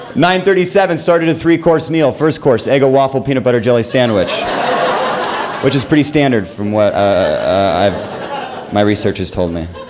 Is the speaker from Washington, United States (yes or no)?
yes; Seattle, Washington, United States; now in Los Angeles, United States; I live in Los Angeles. I'm, I'm originally from Seattle